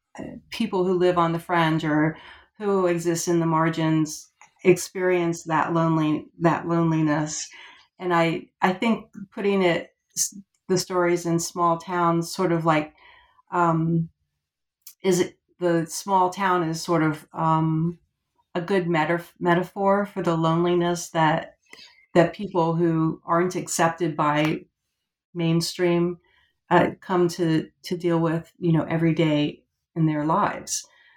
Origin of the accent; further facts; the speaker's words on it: Florida, United States; also born or lived in Georgia; Well, so I've lived about half of my life now in Georgia and half in Florida. And I guess Florida, I grew up in Florida.